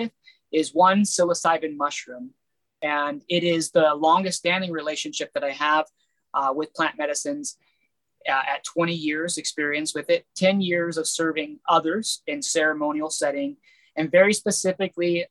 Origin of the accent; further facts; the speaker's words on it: United States; my people of America, being American born